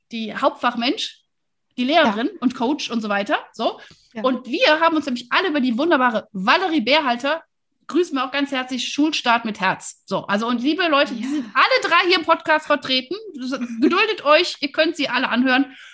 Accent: Wuppertal, North Rhine-Westphalia, Germany; Ich bin ja Wuppertalerin, weißt du?

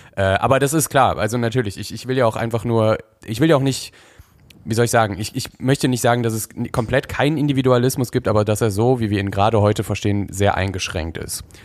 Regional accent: North Rhine-Westphalia, Germany; also born or lived in Berlin; ziehe ich das erste Mal seit ich bin aus NRW weg

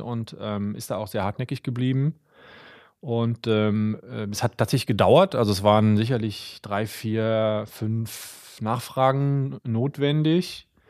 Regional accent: near Euskirchen, North Rhine-Westphalia, Germany; moved away as an adult; also born or lived in Berlin; ich komme ja aus der Nähe von Euskirchen, bin in Bad Münstereifel zur Schule gegangen

